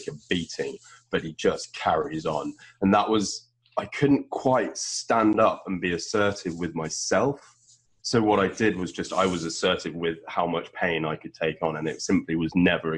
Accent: United Kingdom; From my vernacular, which I am British

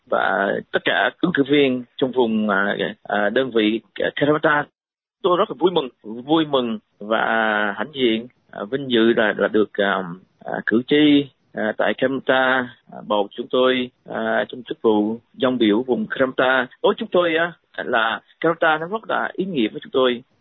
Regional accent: Sydney, New South Wales, Australia; và tôi ờ, lớn lên ở Sydney à

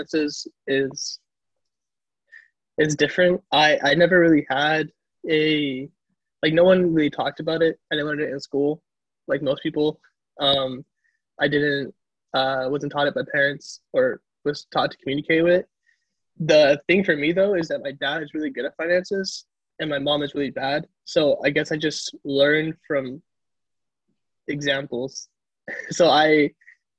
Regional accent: Caruthers, California, United States; also born or lived in Fresno, California; I'm originally from Fresno, California. And from an even smaller town called Carruthers

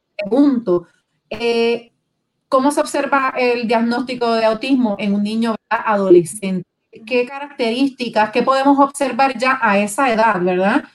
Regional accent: Puerto Rico; Nosotros como puertorriqueños

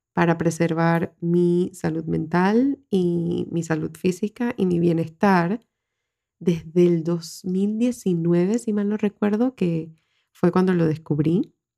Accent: Panama; en mi país, Panamá

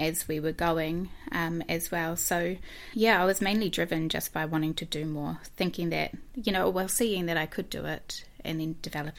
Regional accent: New Zealand; So I am originally from Dyville.

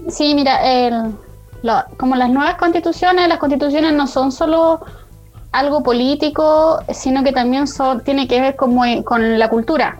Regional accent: Parral, Maule, Chile; yo estaba en Parral porque yo soy de Parral

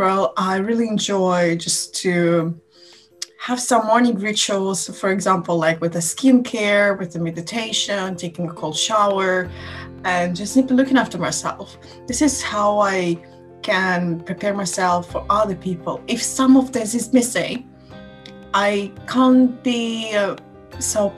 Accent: Tallinn, Harju County, Estonia; I'm from Tallinn.

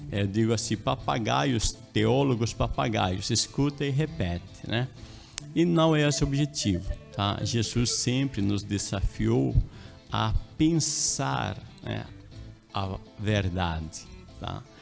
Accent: La Paz, Bolivia; Portuguese is a second language; now in Brazil; Isso, eu sou boliviano, né? eu nasci, me criei na capital, em La Paz, Bolívia. Aí eu estou aqui há um tempo, né? mais de 30 anos já aqui

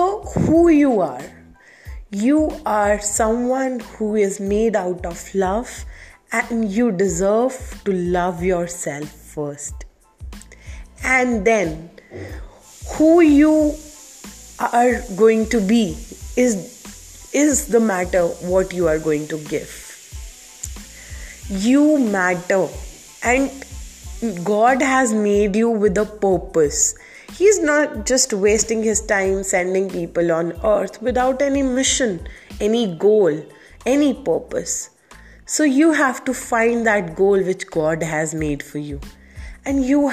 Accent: India; I'm from India

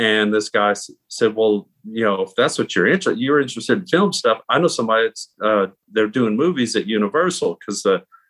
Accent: Crowley, Louisiana, United States; moved away as an adult; also born or lived in Orlando, Florida; I'm actually born and raised in Crowley, Louisiana, over in Acadia Parish

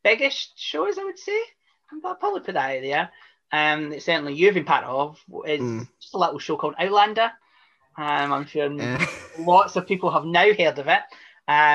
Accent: Scotland, United Kingdom; I'm Scottish

